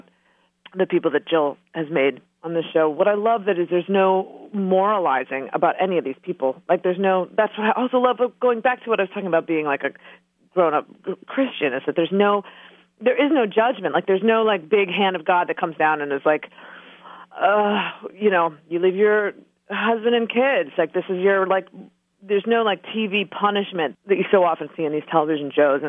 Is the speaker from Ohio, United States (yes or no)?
yes; Ohio, United States; Growing up in Ohio